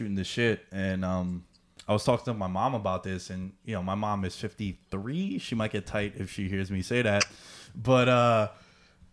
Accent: New York City, New York, United States; being from Queens, growing up in Queens

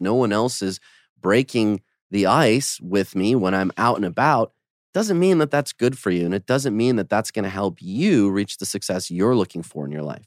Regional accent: Detroit, Michigan, United States; also born or lived in Poland; now in Los Angeles, United States; my family's from Poland. I grew up in Detroit, but I've spent most of my life in L

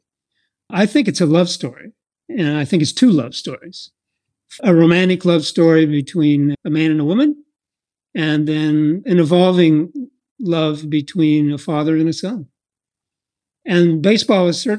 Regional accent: Iowa, United States; moved away; I was raised in a very small town in Iowa, about 20 miles east of Des Moines

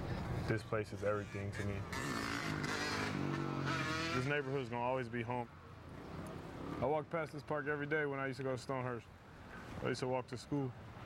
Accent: Oakland, California, United States; Growing up in East Oakland

